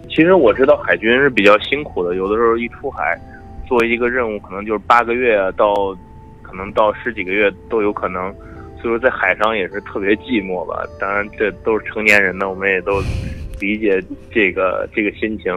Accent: China; moved away as an adult; now in United States; 我是中国来的

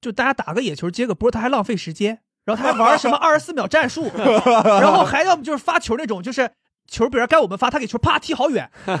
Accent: Northeast China, China; 我我是东北人嘛

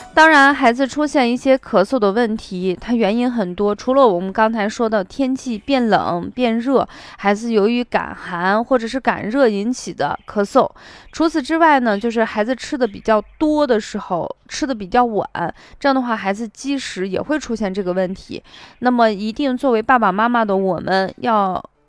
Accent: Shaanxi, China; accent: Shaanxi dialect; 就是我们陕西话说

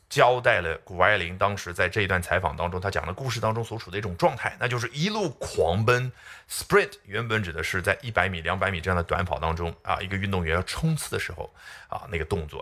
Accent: China; 我们中国人

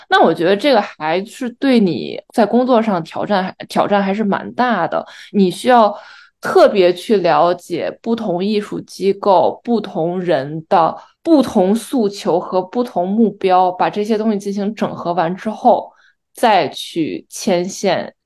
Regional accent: China; now in New York, United States; 可能身为中国人

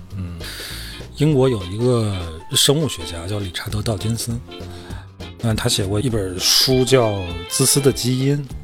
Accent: Hohhot, Inner Mongolia, China; accent: Inner Mongolian (Hohhot dialect); 我们内蒙话就胡适话

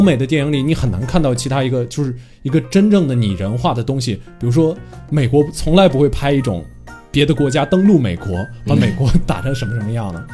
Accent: China; 我本身作为一个中国人的价值观

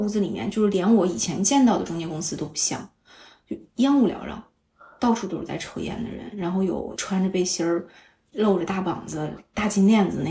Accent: Northeast China, China; 可能就是我是东北人爱啃骨头

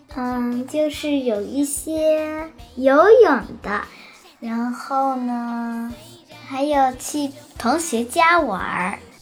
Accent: Shanghai, China; 我来自上海

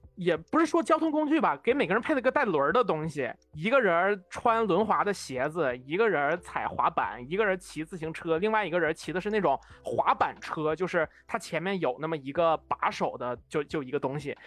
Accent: Northeast China, China; 我其实也是出生在北方东北嘛

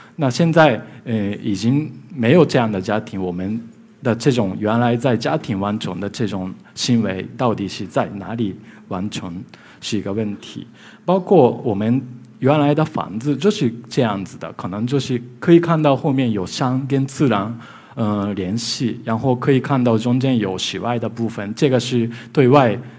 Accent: Japan; Chinese is a second language; now in Beijing, China; ，啊、我是来自日本的建筑师，呃，今天很高兴来到上海，我平时在北京

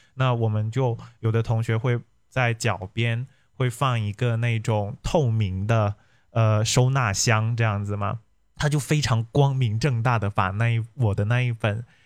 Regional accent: Hong Kong; moved away; 因为我是香港的嘛

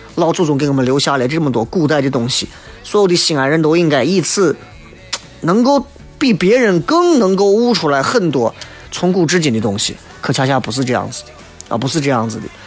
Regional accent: Xi'an, Shaanxi, China; 我一直觉得作为西安人，不够了解西安

